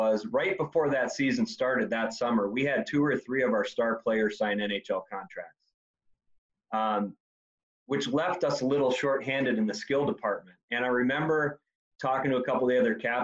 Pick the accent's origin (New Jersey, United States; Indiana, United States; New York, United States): Indiana, United States; I grew up in Indiana